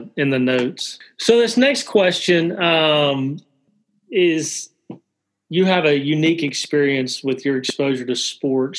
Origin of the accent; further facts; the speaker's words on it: Alabama, United States; I'm originally from Alabama